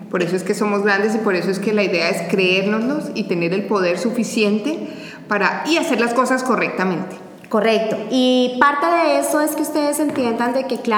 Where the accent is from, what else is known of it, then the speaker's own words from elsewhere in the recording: Colombia; Ángela también es colombiana, nosotros somos orgullosas colombianas